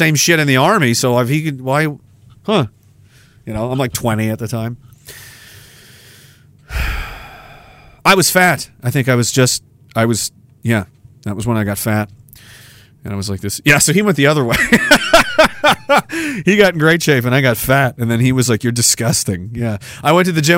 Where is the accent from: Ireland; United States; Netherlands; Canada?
Canada; I'm from Canada